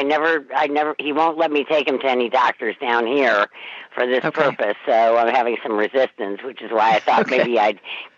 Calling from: Easton, Connecticut, United States; I'm calling from Easton, Connecticut, which is sort of near Westport and Fairfield, for anybody who knows the area.

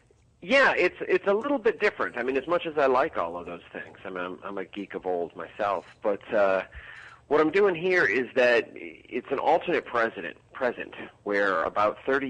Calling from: Chicago, Illinois, United States; I am heading there tomorrow. I'm in Chicago right now.

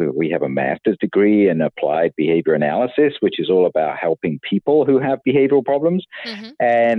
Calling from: Tempe, Arizona, United States; I'm at home in Tempe, Arizona at the moment.

